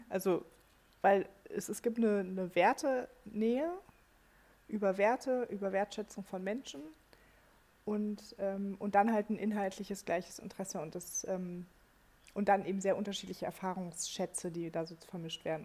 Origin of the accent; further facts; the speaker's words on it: Germany; bei uns in Deutschland